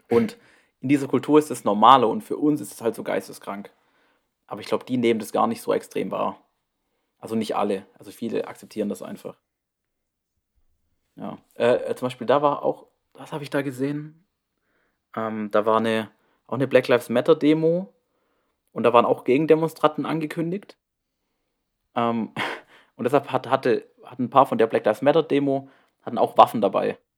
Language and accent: German; Baden-Württemberg, Germany; Schwarzwald. Dem schönsten Ort der Welt.